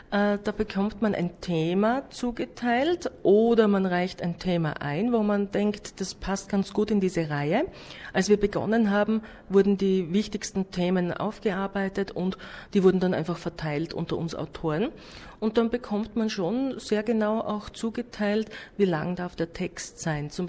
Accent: Styria, Austria; Peter Rosecker war ein sehr berühmter Heimatdichter bei uns in Österreich, in der Steiermark, eben wo ich auch zu Hause bin, war er äh, her.

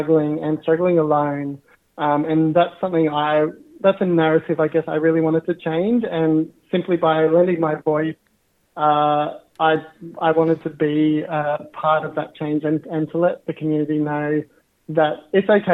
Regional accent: Katherine, Northern Territory, Australia; also born or lived in Narromine, New South Wales / Dubbo, New South Wales; I grew up in Katherine in the Northern Territory on Jarman land.

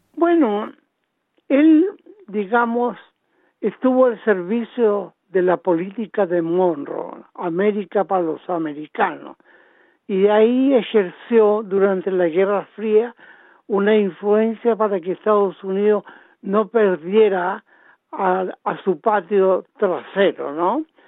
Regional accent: Chile; moved away as an adult; now in Australia; nosotros como chilenos

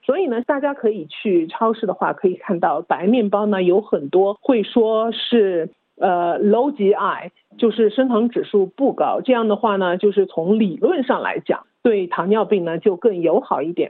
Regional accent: China; now in Australia; 我就是在国内长大的

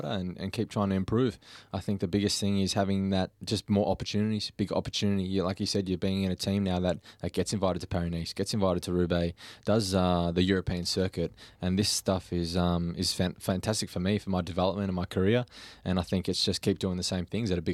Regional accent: Warragul, Victoria, Australia; Warragul, which is my hometown

